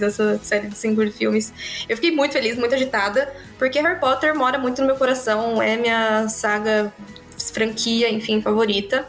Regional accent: Brazil; nós que somos brasileiros

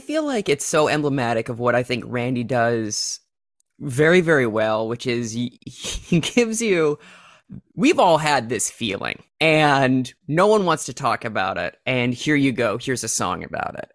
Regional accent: Minnesota, United States; also born or lived in South Dakota; my home state of Minnesota

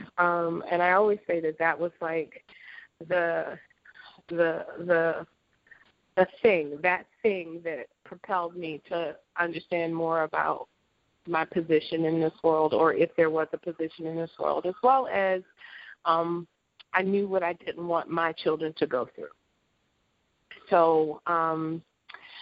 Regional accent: Baltimore, Maryland, United States; moved away as an adult; also born or lived in Europe / Japan; I was raised in Baltimore

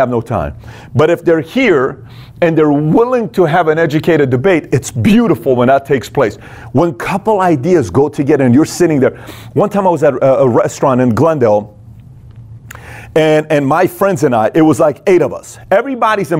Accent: Iran; moved away; I was born and raised in Iran

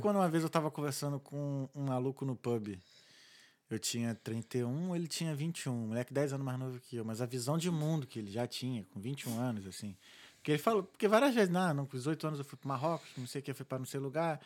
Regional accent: Rio de Janeiro, Brazil; moved away as an adult; now in Ireland; sou muito brasileiro, sou muito carioca

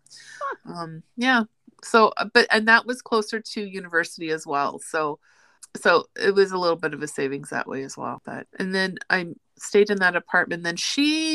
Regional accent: Winnipeg, Manitoba, Canada; also born or lived in Red Deer; I grew up in Winnipeg, so I've always been a city girl

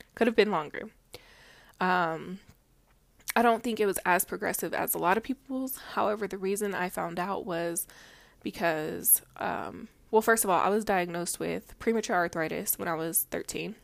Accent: Denver, Colorado, United States; I am from Mombello, which if you live in Colorado, you know where it is. If you're not, it's Denver, but in a different area.

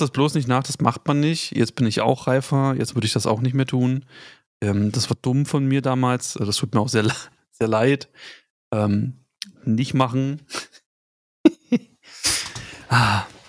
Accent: the East, eastern Germany, Germany; Ich komme halt aus dem Osten. Wir haben halt irgendwie im Dorf

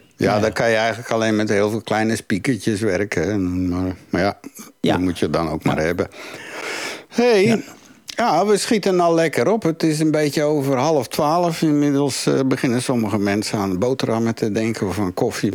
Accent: Woerden, Utrecht, Netherlands; moved away as an adult; also born or lived in Turkey; now in Belgium; in Nederland bijvoorbeeld, waar ik vandaan kwam, in Woerden

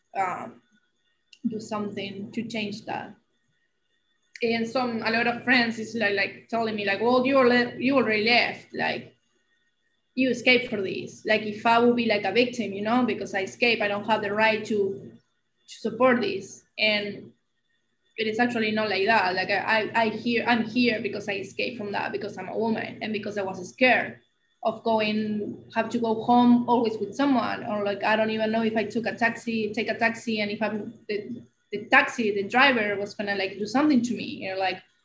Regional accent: Argentina; first language Spanish; English is a second language; moved away as an adult; now in United States

